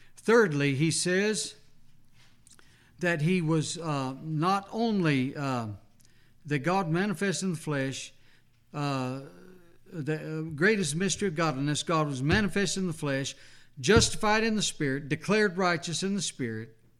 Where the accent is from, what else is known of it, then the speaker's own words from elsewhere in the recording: New Mexico, United States; as a little boy growing up in New Mexico